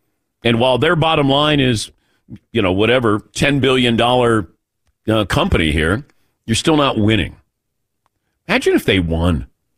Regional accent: Ohio, United States; growing up in Ohio, I understand, you know, when you talk bad about the Buckeyes, people want to come after you.

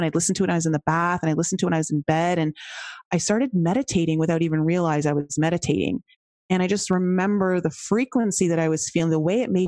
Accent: just outside Toronto, Ontario, Canada; accent: Canadian; moved away as an adult; also born or lived in Cayman Islands; now in Colorado, United States; I was born just outside Toronto, Canada. And so my accent will come out in like, well, right there when I say out, about, house.

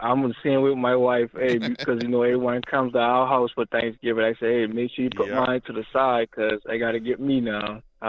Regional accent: the South, United States; I'm from the South, Max.

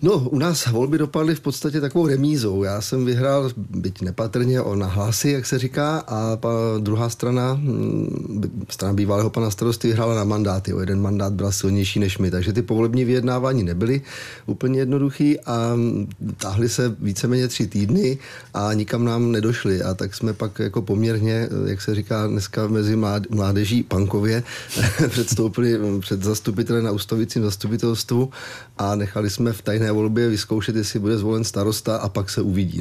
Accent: Police nad Metují, Hradec Králové Region, Czechia; also born or lived in Broumov; já jsem rodák přímo z Police. Byť jsem se narodil v Broumově, samozřejmě Jasně. v policii. nebyla porodnice, ale, ale jsem místní.

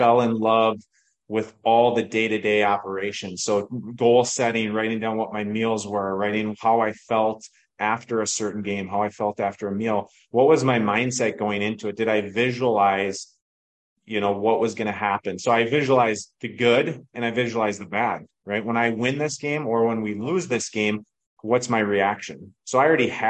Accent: Minnesota, United States; growing up in Minnesota

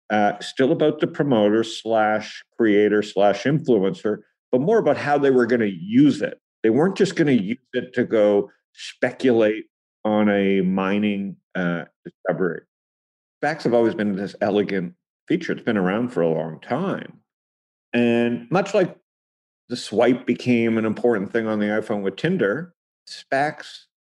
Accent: Toronto, Ontario, Canada; I'm from Toronto

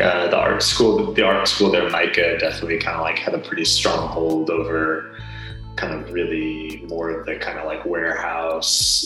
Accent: New Jersey, United States; moved away as an adult; also born or lived in Baltimore, Maryland; now in Portland, United States; I grew up in New Jersey and then went to school and lived

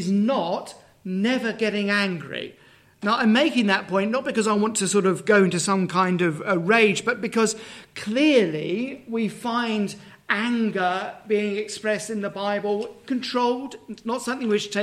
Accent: Dagenham, London, United Kingdom; moved away as an adult; now in Herefordshire, United Kingdom; I was born in Dagenham. I'm not from any rural area whatsoever.

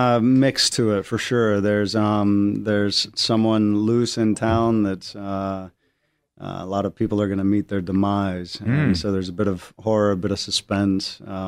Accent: Virginia, United States; I'm from Virginia.

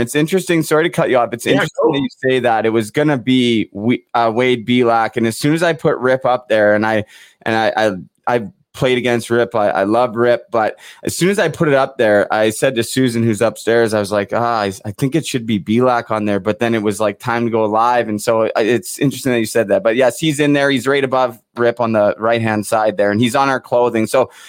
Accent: Vancouver, British Columbia, Canada; growing up in Vancouver, I come home from school and, you know, turn the TV on after I get a snack.

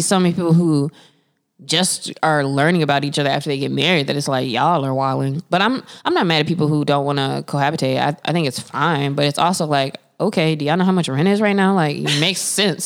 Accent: Winston-Salem, North Carolina, United States; I grew up in Winston-Salem, which is the home of Winston Cigarettes

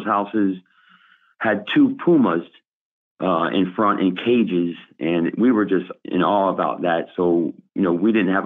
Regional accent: Miami, Florida, United States; I was born and raised here in Miami

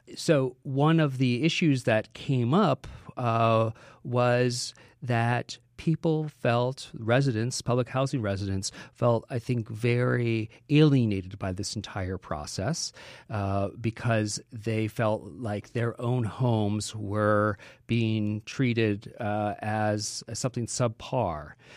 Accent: Chicago, Illinois, United States; moved away as an adult; now in New York, United States; growing up in Chicago in the seventies and the eighties

